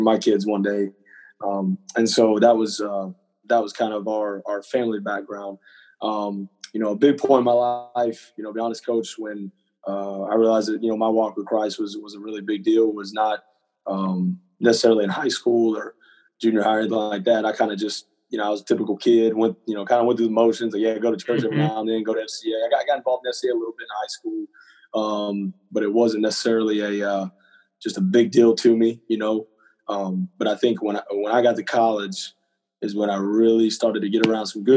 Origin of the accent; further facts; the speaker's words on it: Hurst, Texas, United States; also born or lived in Cleburne, Texas; I grew up in Fort Worth, Texas, specifically in Hearst, Texas, and then going into my junior year, my family and I, we moved down